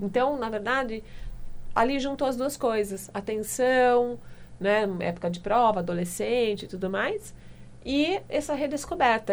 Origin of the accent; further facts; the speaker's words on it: Limeira, São Paulo, Brazil; Eu sou de Limeira, eu sou lá do interior